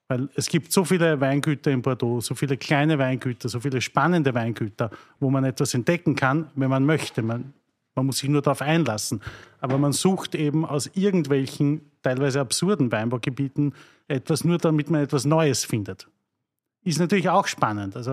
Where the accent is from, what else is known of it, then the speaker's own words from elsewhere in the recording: Mattersburg, Burgenland, Austria; ich komme aus Mattersburg